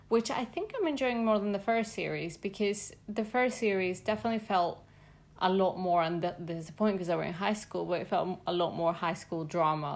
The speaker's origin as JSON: {"language": "English", "region": "Mexico City", "country": "Mexico", "said": "I'm from Mexico City"}